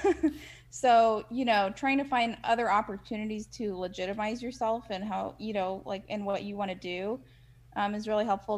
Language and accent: English; Midwest, United States; moved away; also born or lived in Chicago; I'm from the Midwest